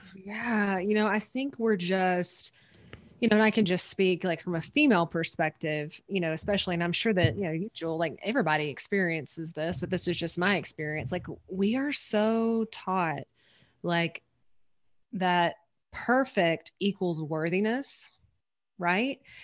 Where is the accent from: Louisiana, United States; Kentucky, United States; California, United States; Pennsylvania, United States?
Louisiana, United States; I'm from Louisiana in the States. I'm from the southern part, um, of the States